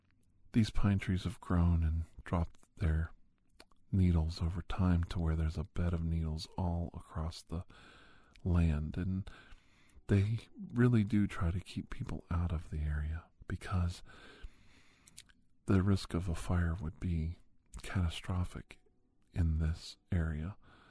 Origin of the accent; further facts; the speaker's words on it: Ohio, United States; she knew that I grew up in Ohio, roughly in the same area that Marvin was hiding